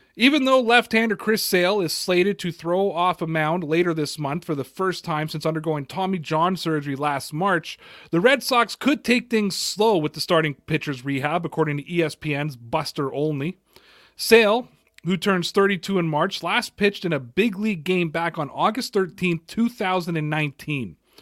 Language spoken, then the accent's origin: English; Toronto, Ontario, Canada; I'm from Toronto, Canada